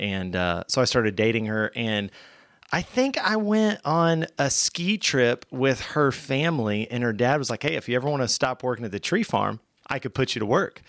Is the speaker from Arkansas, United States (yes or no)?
yes; Bentonville, Arkansas, United States; I'm born and raised Northwest Arkansas. So, Bentonville